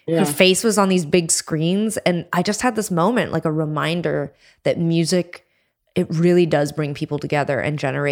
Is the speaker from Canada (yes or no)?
yes; Canada; we're from Canada